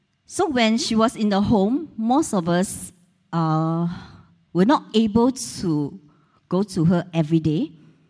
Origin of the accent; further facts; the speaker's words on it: Taiping, Perak, Malaysia; born or raised there; moved away